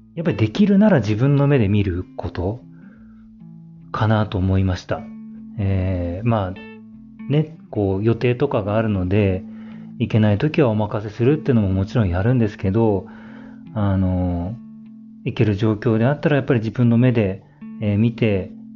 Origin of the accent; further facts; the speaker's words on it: Niigata, Japan; moved away; 新潟出身なんですけど、新潟に帰ると